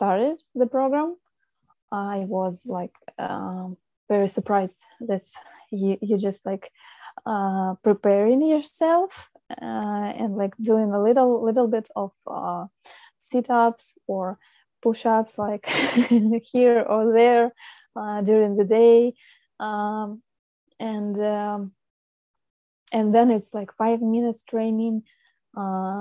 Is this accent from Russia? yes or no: yes; Russia; moved away; I come from Russia.